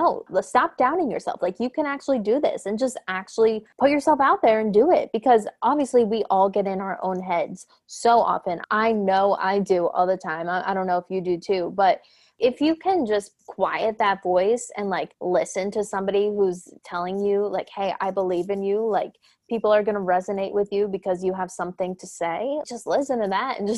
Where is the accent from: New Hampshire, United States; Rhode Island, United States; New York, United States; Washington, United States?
New York, United States; Poughkeepsie; I'm from Poughkeepsie area